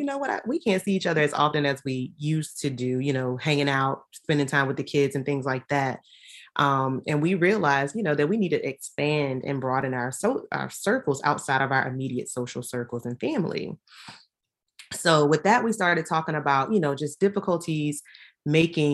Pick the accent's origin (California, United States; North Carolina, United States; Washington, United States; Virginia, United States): Virginia, United States; Richmond; we are both from Richmond, Virginia